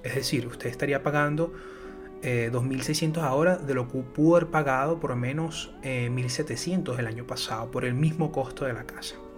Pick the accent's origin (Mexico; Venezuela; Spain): Venezuela; Yo soy de Venezuela.